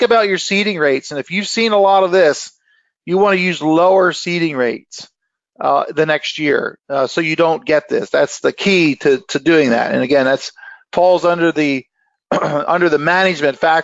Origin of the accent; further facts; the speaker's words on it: Lancaster County, Pennsylvania, United States; I'm from Lancaster County, Pennsylvania